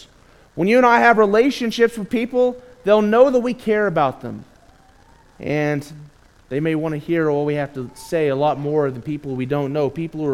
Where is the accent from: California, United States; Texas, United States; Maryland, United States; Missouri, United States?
Texas, United States; Gainesville; I'm from the Gainesville, Texas area